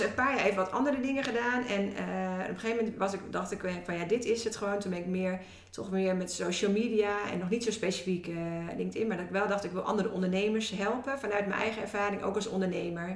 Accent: Woerden, Utrecht, Netherlands; ben opgegroeid in Woerden.

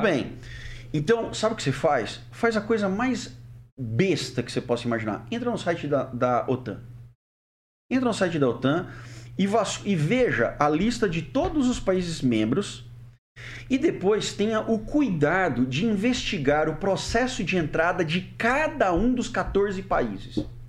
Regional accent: Brazil; also born or lived in Germany; eu, como brasileiro

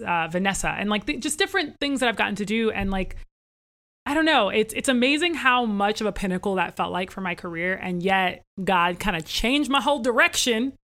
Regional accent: Northern Virginia, United States; I actually was born into a family that we grew up in Northern Virginia, right outside of Washington, D.C.

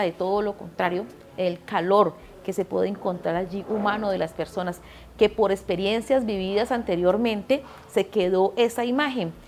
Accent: Pradera, Valle del Cauca, Colombia; Pradera, que es mi tierra

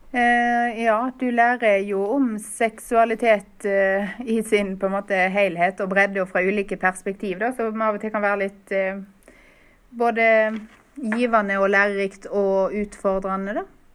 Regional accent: Stord, Vestland, Norway; Jeg bor nå på Stord, der jeg kommer fra

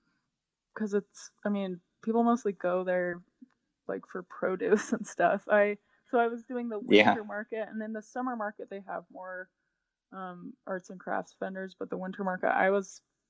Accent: Utah, United States; I grew up in Utah

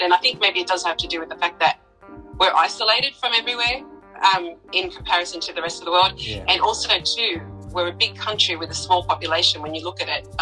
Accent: Sydney, New South Wales, Australia; I was born here in Australia, but my background is South American.

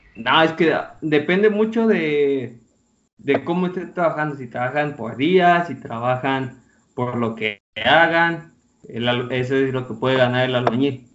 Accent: Colima, Mexico; moved away as an adult; now in Querétaro, Mexico; Yo soy el topo de Colima, pero en Querétaro

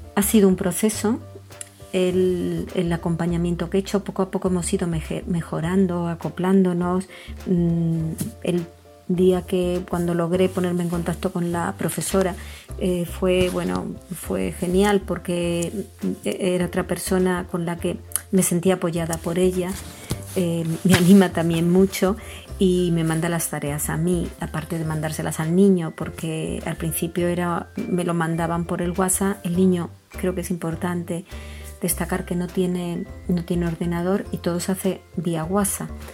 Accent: Spain; soy española y vivo en España

